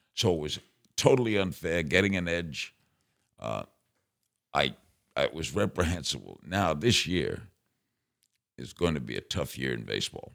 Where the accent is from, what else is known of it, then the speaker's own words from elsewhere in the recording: New York City, New York, United States; I grew up in Brooklyn.